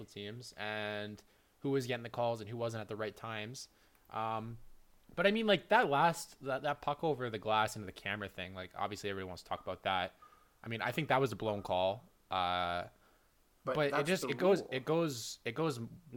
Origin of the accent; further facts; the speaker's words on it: Canada; I'm a Canadian, and I love Canada